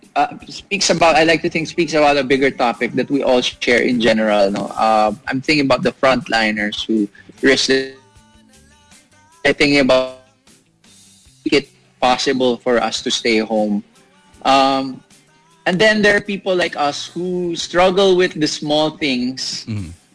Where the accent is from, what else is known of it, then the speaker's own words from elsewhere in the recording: Laguna, Calabarzon, Philippines; moved away as an adult; now in Pasig, Philippines; I'm originally from Laguna, but I stay in the city for work